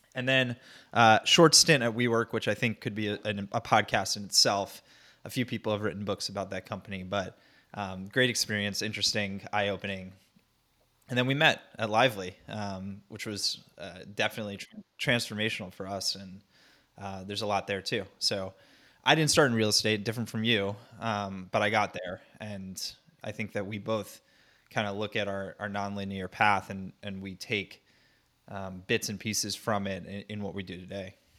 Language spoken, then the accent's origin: English; North Central New Jersey, United States; moved away as an adult; also born or lived in Nashville, Tennessee / New York; I grew up in Jersey, uh, North Central New Jersey, suburbia